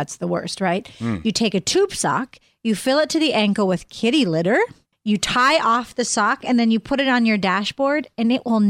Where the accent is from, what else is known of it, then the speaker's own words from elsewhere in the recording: East Coast, United States; on the East Coast where I grew up